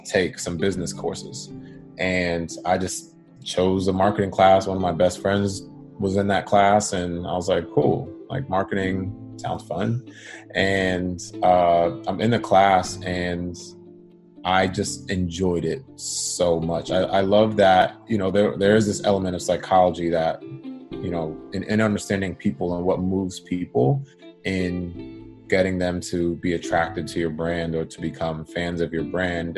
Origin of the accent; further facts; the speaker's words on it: Boston, Massachusetts, United States; moved away as an adult; now in Los Angeles, United States; born and raised in Boston. My family is from Jamaica, first generation. And I live in LA now